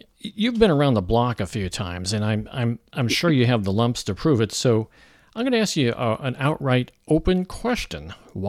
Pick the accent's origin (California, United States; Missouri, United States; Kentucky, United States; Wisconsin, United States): Missouri, United States; my home state, Missouri